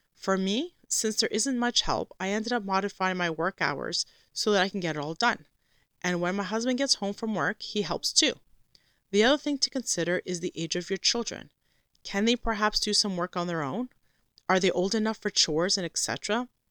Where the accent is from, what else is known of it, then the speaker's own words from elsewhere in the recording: Canada; a Canadian Christian Orthodox homeschooling mother that also works